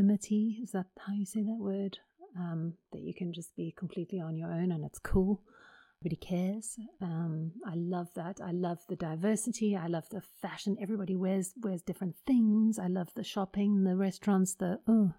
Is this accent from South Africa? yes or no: yes; South Africa; moved away as an adult; now in United Kingdom; I am South African